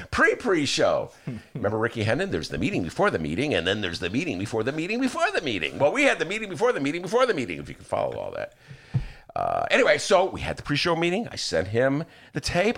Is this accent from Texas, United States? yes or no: no; Evanston, Illinois, United States; now in Chicago, United States; I'm not from Chicago. So, you know, I never swore before I came to the city. I was from Evanston